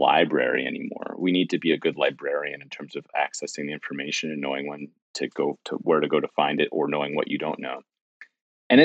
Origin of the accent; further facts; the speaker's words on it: New York City, New York, United States; as a New Yorker my entire life